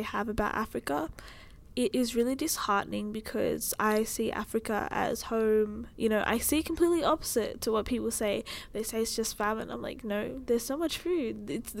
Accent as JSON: {"language": "English", "country": "Australia", "tie": "born or raised there", "said": "I don't feel as if I am Australian. Like, yeah, my passport is Australian. I grew up here. The family that I do know is here in Australia."}